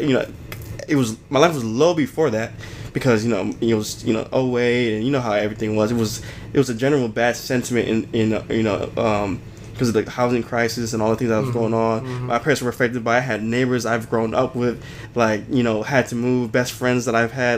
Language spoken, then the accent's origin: English; Farmington Hills, Michigan, United States; also born or lived in Detroit; I was born in Detroit. My brother and sister, they were born in Farmington Hills. We ended up moving out here, and you know, I grew up most of my life in Farmington Hills